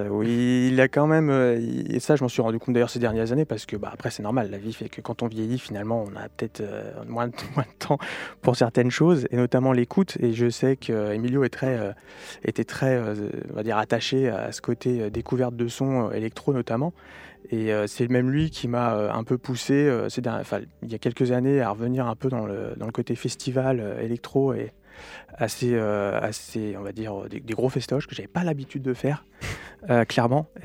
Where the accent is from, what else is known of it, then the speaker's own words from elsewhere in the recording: Lyon, Auvergne-Rhône-Alpes, France; moi, je venais de Lyon, donc il y avait un peu aussi toute cette scène dub par Jarring Effect et compagnie à Lyon.